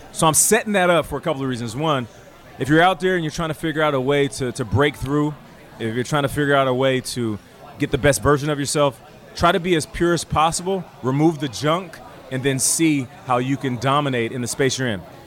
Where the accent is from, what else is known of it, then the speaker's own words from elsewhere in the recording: Seattle, Washington, United States; also born or lived in Calgary, Alberta, Canada; being born in Canada, but then raised in Seattle